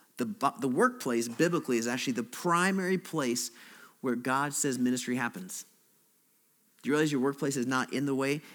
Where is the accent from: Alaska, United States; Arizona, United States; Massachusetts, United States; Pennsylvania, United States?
Alaska, United States; moved away; also born or lived in Chicago; I'm from Alaska